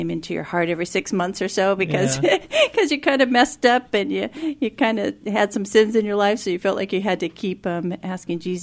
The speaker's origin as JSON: {"language": "English", "town": "Tacoma", "region": "Washington", "country": "United States", "tie": "born or raised there", "said": "Born and raised in Tacoma, Washington"}